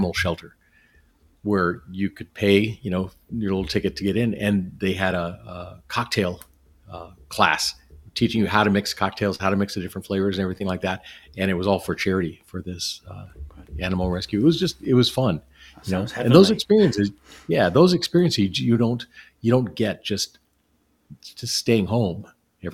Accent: Southern California, United States; moved away; I grew up in Southern California, so I'm used to the weather and everything down there

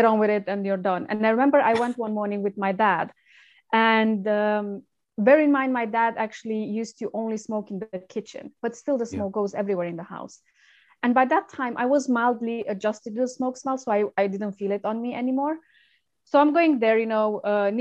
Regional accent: Romania; English is a second language; moved away as an adult; now in United Kingdom; I'm originally from Romania, and I came to the UK 11 years ago, just after I graduated university.

